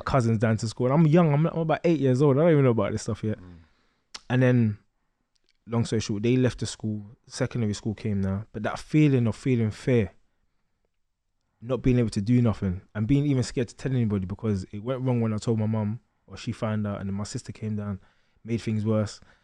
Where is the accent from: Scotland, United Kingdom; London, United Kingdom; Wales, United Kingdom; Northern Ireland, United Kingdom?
London, United Kingdom; I grew up in East London, um, Stratford and Gate